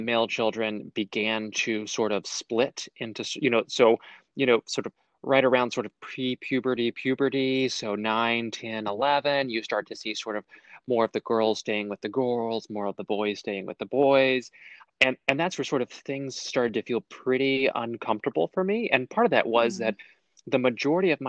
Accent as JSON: {"language": "English", "area": "Texas County", "region": "Oklahoma", "country": "United States", "tie": "born or raised there", "said": "I'm from Texas County, Oklahoma, which was literally, right on the other side of the border there"}